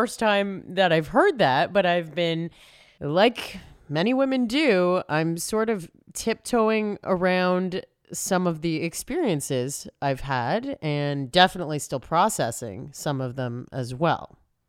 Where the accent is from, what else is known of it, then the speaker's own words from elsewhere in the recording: Toronto, Ontario, Canada; I grew up in Toronto